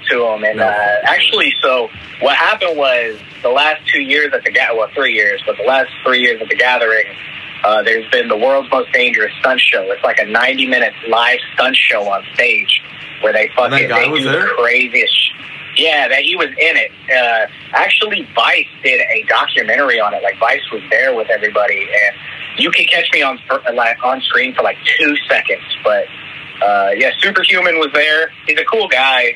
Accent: Fairborn, Ohio, United States; I'm from Ohio. It's a little city outside of Dayton. Fairborn.

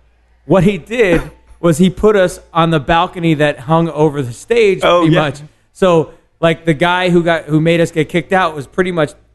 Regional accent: Glen Rock, New Jersey, United States; also born or lived in Paterson, New Jersey / Lower Manhattan, New York; I grew up in suburban New Jersey, man. I didn't grow up in like anywhere hard or anything like that. I was born in Paterson, which is hard. I lived in Jersey City and Lower Manhattan after a bunch of years, but where I grew up, like in Glen Rock, New Jersey

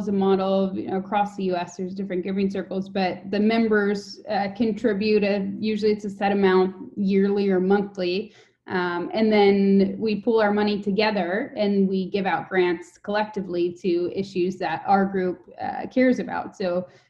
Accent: Wisconsin, United States; moved away as an adult; also born or lived in Oakland; the city of 80,000 people that I grew up in Wisconsin

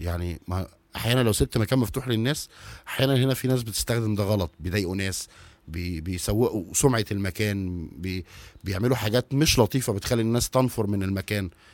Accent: Egypt; إحنا كمصريين

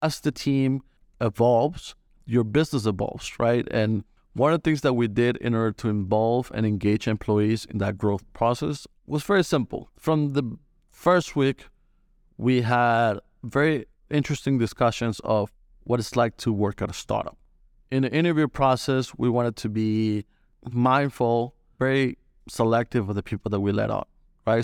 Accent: Colombia; moved away as an adult; now in United States; I'm originally from Colombia, uh, moved to the States in two thousand fifteen

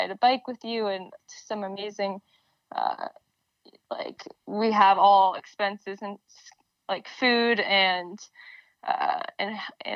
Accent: Burlington, Vermont, United States; moved away as an adult; also born or lived in Washington, D.C.; Growing up in Burlington, Vermont, it is the largest city here, but it's quite small.

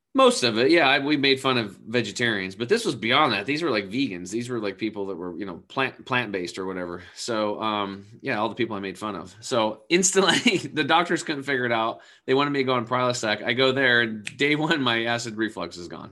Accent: Eastern Oregon, United States; I grew up over in Eastern Oregon on a cattle and hay farm.

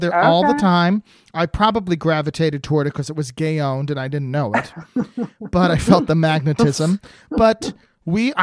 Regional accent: New Jersey, United States; moved away as an adult; also born or lived in New York City; I grew up in New Jersey with a tough mother and a tough father

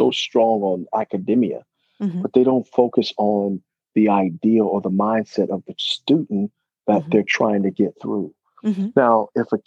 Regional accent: Reno, Nevada, United States; also born or lived in Berkeley, California; I came from Reno

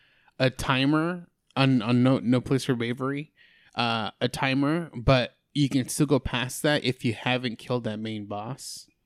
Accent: California, United States; I'm from California, but I've been an enforcer for like 10 years.

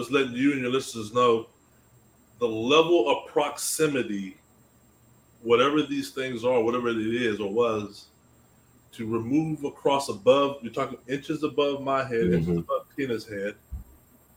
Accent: Austin, Texas, United States; I'm originally from Austin, Texas, another tech city

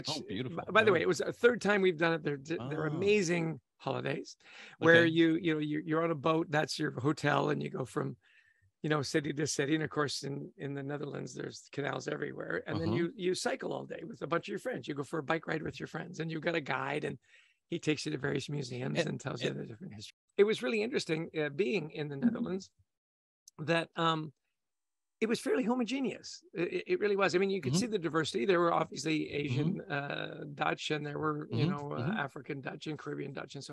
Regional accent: Canada; as we would say in Canada

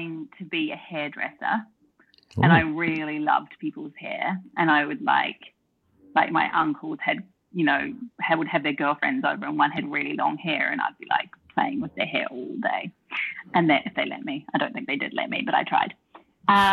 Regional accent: Auckland, New Zealand; moved away as an adult; also born or lived in United Kingdom / London / Melbourne, Australia; now in Australia; I'm from New Zealand. I grew up in Auckland, New Zealand, with my mum, my stepdad, my big brother and my little sister

